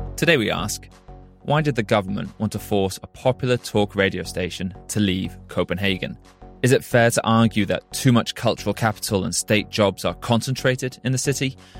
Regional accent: United Kingdom; moved away as an adult; now in Denmark; I'm a British journalist

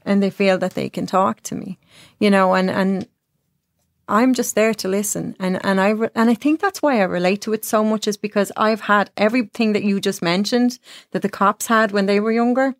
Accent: Ireland; moved away; I was a hairdresser from Ireland

